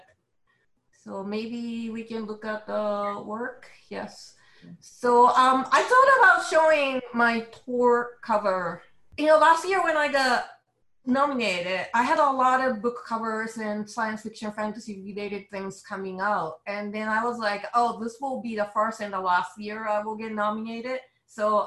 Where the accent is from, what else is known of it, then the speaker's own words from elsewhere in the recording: Japan; accent: Japanese; English is a second language; now in New York, United States; as you can tell from my accent, I'm a Japanese illustrator based in New York